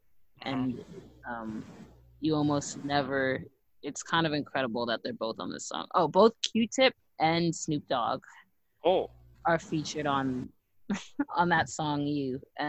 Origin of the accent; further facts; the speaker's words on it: East Coast, United States; I mean, I'm biased. I'm from the East Coast.